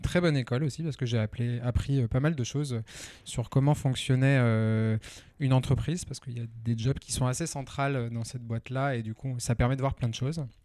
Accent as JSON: {"language": "French", "town": "Lyon", "region": "Auvergne-Rhône-Alpes", "country": "France", "also_born_or_lived": "Nantes", "moved": "yes", "said": "alors moi, je suis à la base lyonnais"}